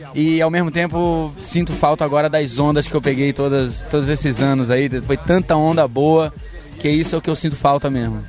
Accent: Balneário Camboriú, Santa Catarina, Brazil; em Balneário Camboriú, onde eu cresci

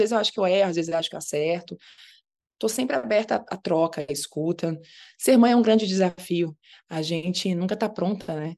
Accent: Minas Gerais, Brazil; also born or lived in Rio de Janeiro; E eu ainda fui criada em Minas Gerais. Eu fui para Minas com três meses de idade, então me considero uma grande mineira de coração.

